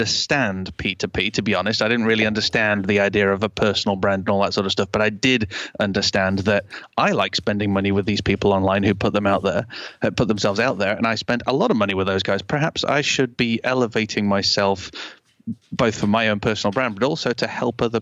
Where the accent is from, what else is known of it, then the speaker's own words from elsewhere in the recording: Canada; now in United Kingdom; I was born in Canada